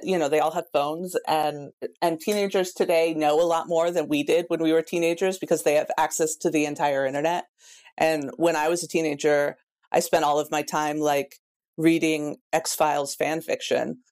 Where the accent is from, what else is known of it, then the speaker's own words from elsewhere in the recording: Pacific Northwest, United States; I'm from the Pacific Northwest